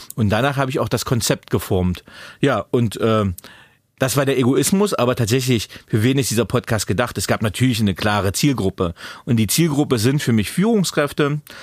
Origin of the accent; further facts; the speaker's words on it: Magdeburg, Saxony-Anhalt, Germany; geboren damals in Magdeburg 1981